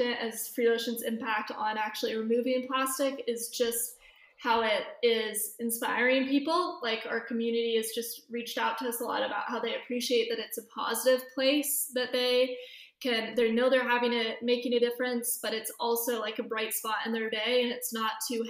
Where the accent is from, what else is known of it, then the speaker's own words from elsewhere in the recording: Bend, Oregon, United States; also born or lived in San Diego, California; now in Los Angeles, United States; I grew up in Bend, Oregon